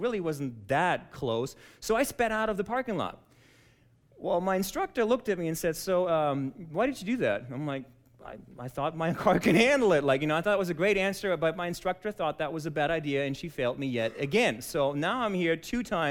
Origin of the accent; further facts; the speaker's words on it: Germany; moved away as an adult; now in United States; I was born and raised in Germany